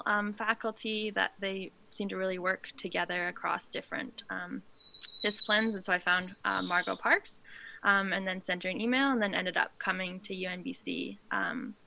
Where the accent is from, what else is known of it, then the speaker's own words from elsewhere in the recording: Whitehorse, Yukon, Canada; moved away as an adult; also born or lived in Squamish, British Columbia; I grew up in Whitehorse in the Yukon